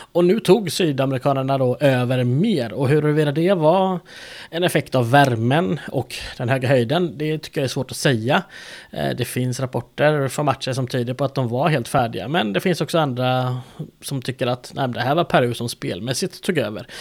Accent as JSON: {"language": "Swedish", "country": "Sweden", "said": "jag är svensk"}